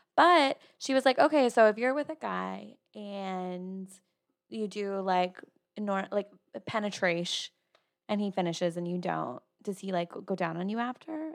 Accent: New Jersey, United States; moved away as an adult; now in Austin, United States; I'm from Jersey

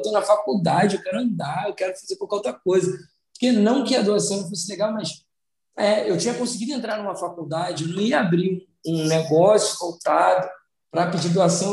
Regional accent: São Gonçalo, Rio de Janeiro, Brazil; eu venho de São Gonçalo

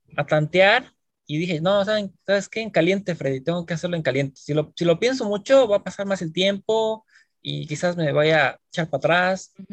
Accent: Mexico City, Mexico; moved away as an adult; now in South Korea; yo estudié en México, en la Ciudad de México, yo soy de la Ciudad de México.

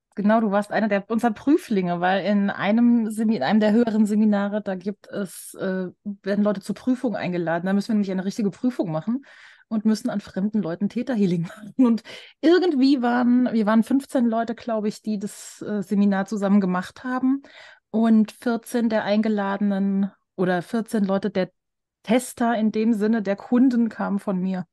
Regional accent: Germany; Ich so, aus Deutschland

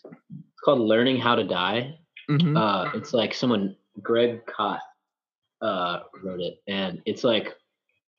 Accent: Tennessee, United States; I'm from Tennessee

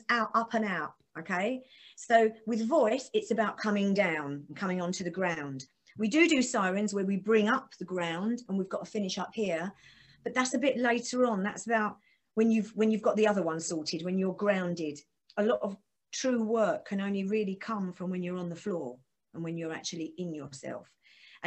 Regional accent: Essex, East of England, United Kingdom; I'm from Essex, I have to make sure I open my mouth because a lot of us just talk through our teeth really, really quick like

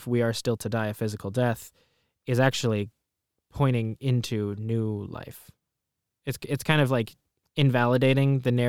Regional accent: Palestine; just from growing up in Palestine and just the way that my family lived in the Middle East

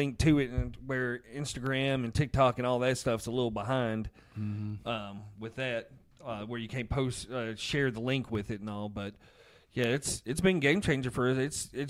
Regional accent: Boston, Massachusetts, United States; accent: Boston; my Boston accent.

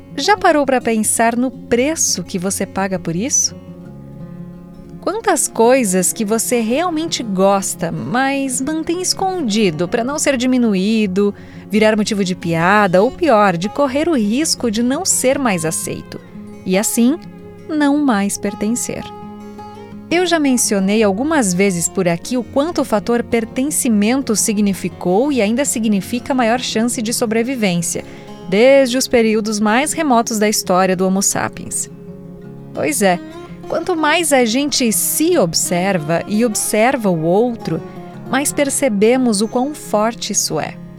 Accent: South Region, Brazil; moved away as an adult; now in São Paulo, Brazil; minha cidade natal, que tem lá seus 14 mil habitantes

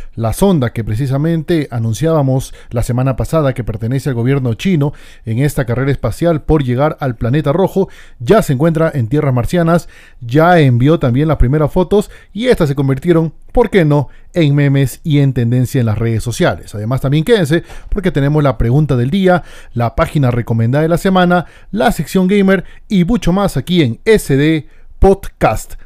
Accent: Peru; en mi país, Perú

